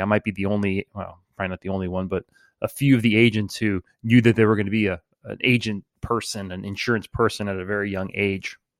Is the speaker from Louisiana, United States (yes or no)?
yes; New Orleans, Louisiana, United States; from New Orleans, born and raised in the 504